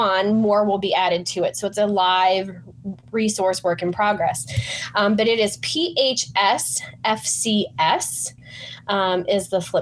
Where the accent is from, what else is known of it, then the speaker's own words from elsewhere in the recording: Pittsburgh, Pennsylvania, United States; moved away; I grew up in Pittsburgh